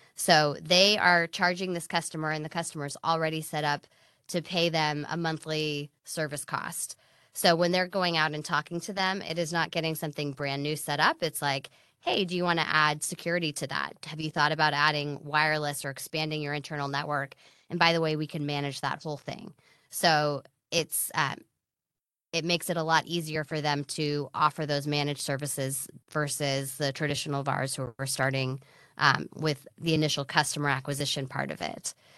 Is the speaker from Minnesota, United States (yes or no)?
no; Silicon Valley, California, United States; also born or lived in Los Angeles; I grew up here in Silicon Valley